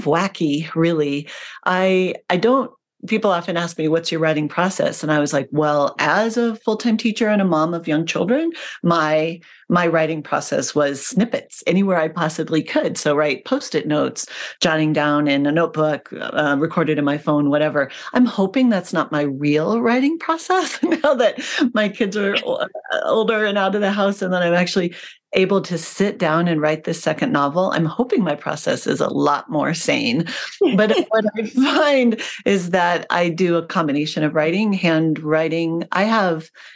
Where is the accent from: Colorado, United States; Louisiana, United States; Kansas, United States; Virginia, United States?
Colorado, United States; Colorado Springs; now in Gunnison Valley, United States; I grew up on the Front Range of Colorado, primarily in Colorado Springs